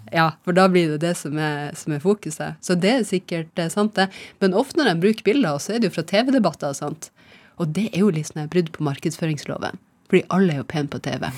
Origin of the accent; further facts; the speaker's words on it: Nesseby, Finnmark, Norway; moved away as an adult; also born or lived in Rana, Nordland / Rognan, Nordland; now in Nittedal, Norway; Jeg er født i Rana, Nordland. Ja. Og så har jeg vokst opp mesteparten eh, av eh, oppveksten i, i Finnmark, ja. i Nesseby